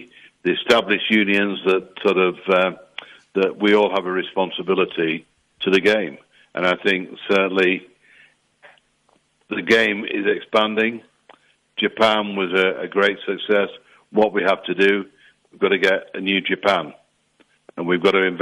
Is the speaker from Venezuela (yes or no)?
no; England, United Kingdom; I can't help being English